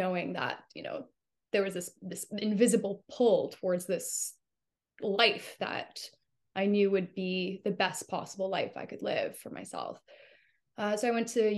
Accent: Canada; I'm a Canadian actress

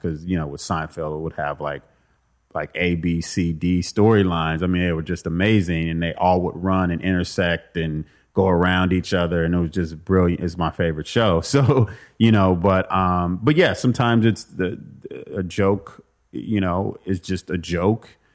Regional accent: Compton, California, United States; I grew up in Compton and I had a mom who was very protective

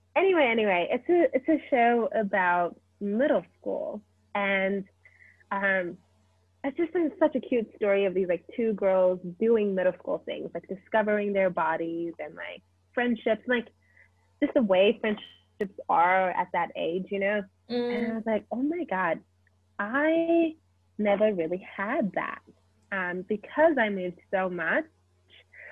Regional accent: Zimbabwe; also born or lived in South Africa / United States; And before I lived in America, I lived in South Africa, which is where I met you. And before that, I was born in Zimbabwe. So I lived in Zimbabwe for some time as well.

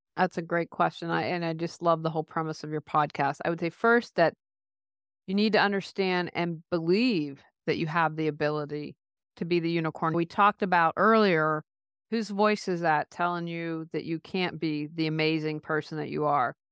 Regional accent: United States; moved away as an adult; also born or lived in Raleigh, North Carolina; we moved back to my hometown, which I'm in a small hometown

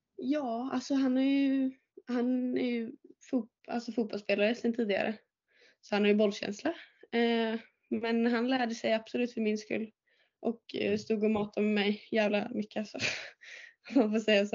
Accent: Åmål, Västra Götaland, Sweden; jag är uppväxt i Åmål och jag började spela tennis i Åmål

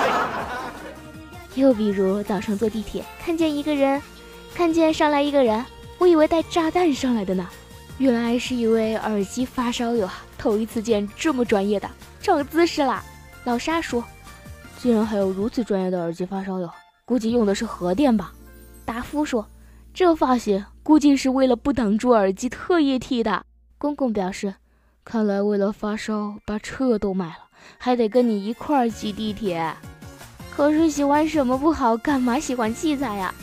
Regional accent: China; 我们中国人鬼恋不知道有多久了呢

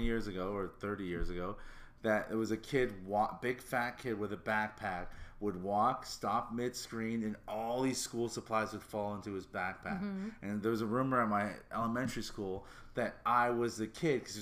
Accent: Toronto, Ontario, Canada; also born or lived in Hamilton, Ontario; I was born in Toronto, St. Joe's, for probably a year. Went to Hamilton for like 2 or 3 years and went back to Toronto

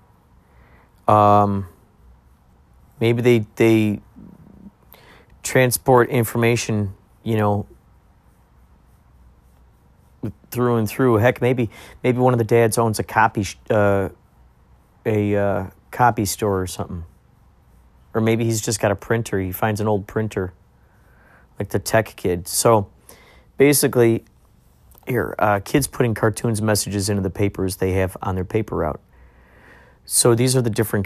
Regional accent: Carol Stream, Illinois, United States; my brother and I grew up in Carroll Stream, Illinois

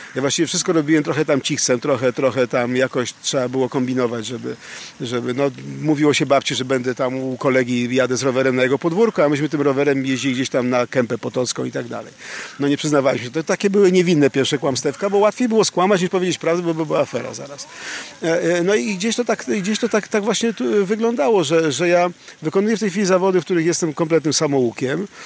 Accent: Warsaw, Masovian Voivodeship, Poland; w dzieciństwie w P R L-u, w Warszawie, na Pradze i nie tylko.

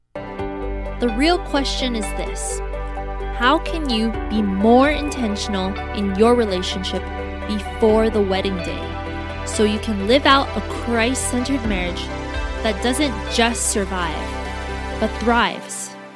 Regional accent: Hawaii, United States; where I grew up in Hawaii

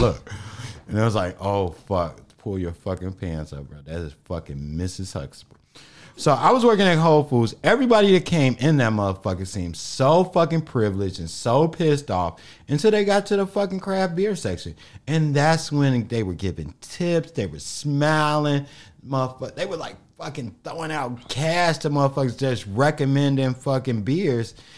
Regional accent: Harvey, Illinois, United States; I grew up in Harvey

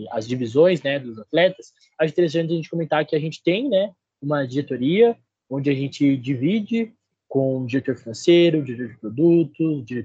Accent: Registro, São Paulo, Brazil; now in Ponta Grossa, Brazil; eu tenho 22 anos, curso engenharia elétrica. Eu sou do interior de São Paulo, cidade de Registro.

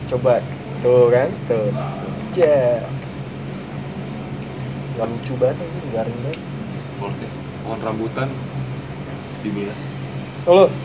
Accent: East Jakarta, Jakarta, Indonesia; Nah, gue dari Jakarta Timur buset balik lagi nyampe rumah

